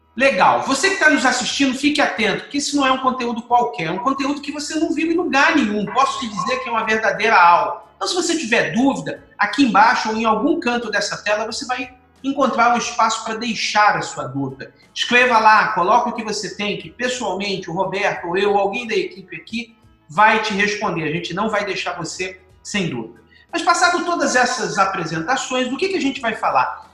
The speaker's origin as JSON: {"language": "Portuguese", "region": "Rio de Janeiro", "country": "Brazil", "moved": "yes", "lives_now": "Espírito Santo, Brazil", "said": "como carioca"}